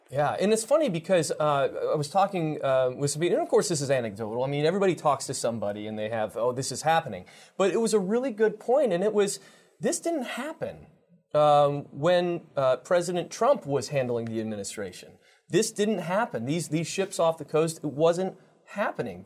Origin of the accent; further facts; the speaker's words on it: Detroit, Michigan, United States; I'm from the Detroit area